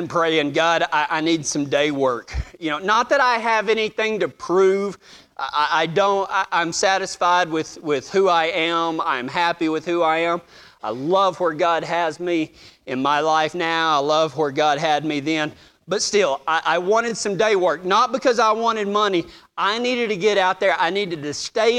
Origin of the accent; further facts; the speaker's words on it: Texas, United States; moved away; I was a cowboy from Texas